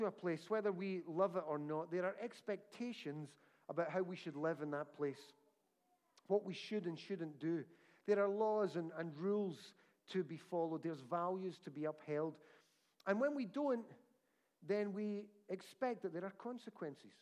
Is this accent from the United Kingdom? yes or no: yes; United Kingdom; My passport says I'm British